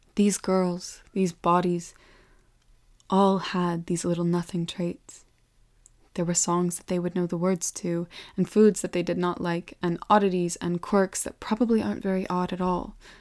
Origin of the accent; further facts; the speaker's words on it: Welsh, Wales, United Kingdom; Being Welsh